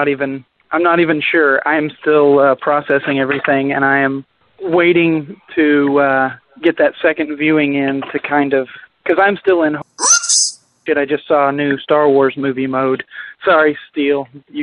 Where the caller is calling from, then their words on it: Oklahoma City, Oklahoma, United States; This is … from Oklahoma City.